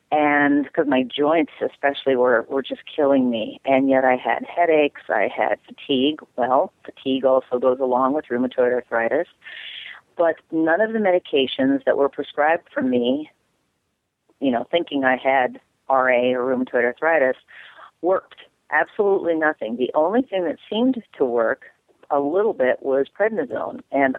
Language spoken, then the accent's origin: English; Minnesota, United States; I'm from Minnesota.